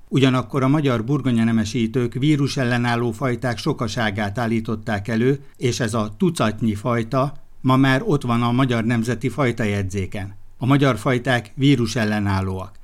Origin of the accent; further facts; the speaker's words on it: Szabolcs-Szatmár-Bereg, Hungary; moved away; Szabolcsi gyerek